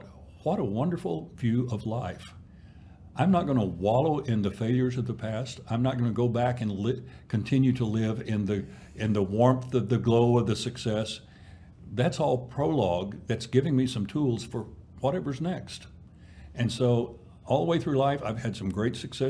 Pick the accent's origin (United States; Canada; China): United States; East Texas; a farm kid growing up in East Texas